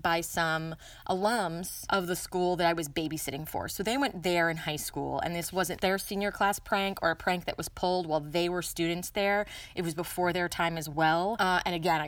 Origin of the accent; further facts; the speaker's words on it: Maryland, United States; this high school is in what is now very definitely suburban D.C. Not actually in D.C., but in Maryland